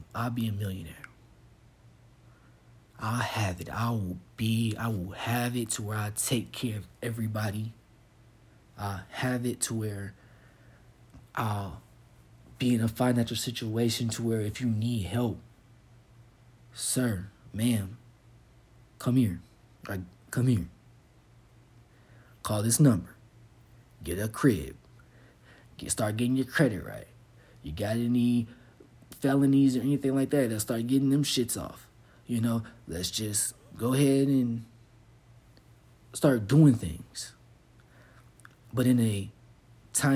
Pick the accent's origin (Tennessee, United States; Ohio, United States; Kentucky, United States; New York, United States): Kentucky, United States; Fort Knox; moved away as an adult; I'm from Kentucky. I'm from the South. I grew up on Fort Knox.